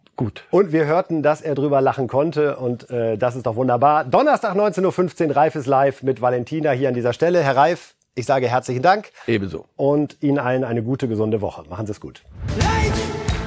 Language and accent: German; Germany; als Deutsche